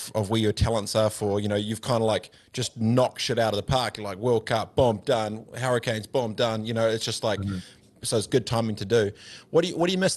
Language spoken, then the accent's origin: English; New Zealand; I did the New Zealand thing for my nation, for my country, for an All Black because I'm Kiwi